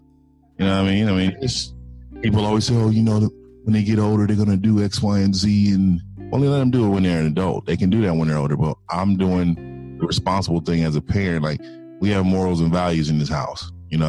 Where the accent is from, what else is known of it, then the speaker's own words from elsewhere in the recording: San Francisco, California, United States; San Francisco, California.